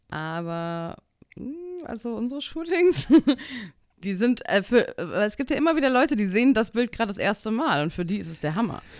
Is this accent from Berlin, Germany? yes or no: no; Frankfurt, Hesse, Germany; Ich komme aus Frankfurt